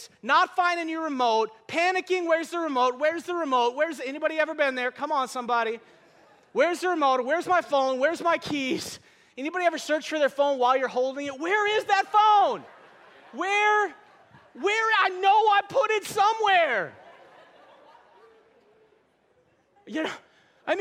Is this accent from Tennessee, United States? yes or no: no; North Dakota, United States; moved away; I'm from North Dakota.